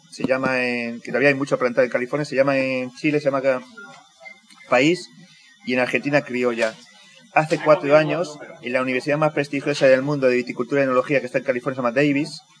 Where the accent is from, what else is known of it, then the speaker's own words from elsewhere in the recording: Canary Islands, Spain; que yo soy canario.